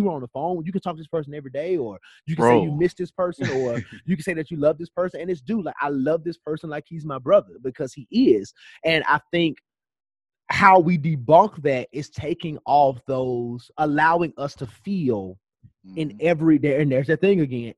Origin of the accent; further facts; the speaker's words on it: Memphis, Tennessee, United States; moved away as an adult; now in Atlanta, United States; this friend just moves to Memphis, moves to my hometown